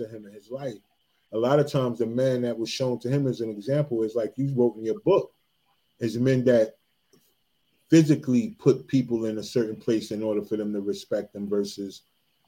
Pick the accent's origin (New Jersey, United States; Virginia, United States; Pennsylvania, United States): New Jersey, United States; I'm from Jersey